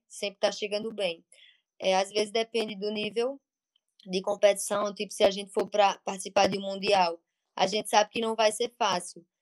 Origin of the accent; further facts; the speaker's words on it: Monteiro, Paraíba, Brazil; now in Pernambuco, Brazil; Atualmente moro em Pernambuco, mas nasci em Monteiro, na Paraíba.